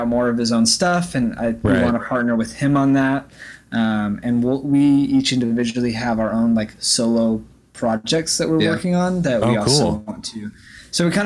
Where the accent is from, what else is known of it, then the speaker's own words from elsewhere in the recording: Olympia, Washington, United States; moved away as an adult; now in Florida, United States; We grew up in Olympia, Washington.